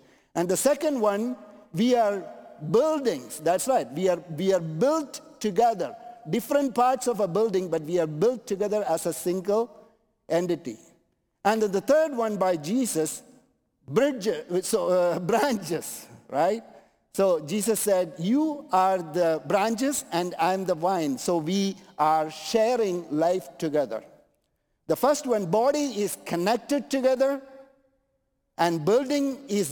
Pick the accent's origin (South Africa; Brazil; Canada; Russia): Canada; I'm Canadian